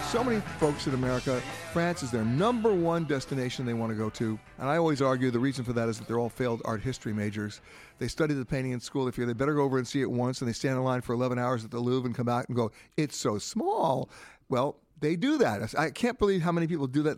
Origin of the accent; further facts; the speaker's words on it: United States; as an American